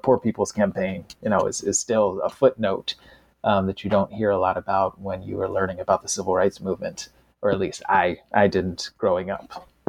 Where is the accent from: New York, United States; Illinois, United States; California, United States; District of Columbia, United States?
District of Columbia, United States; Washington; I grew up in Washington, D.C., and I heard stories about the 68 riots after King's assassination.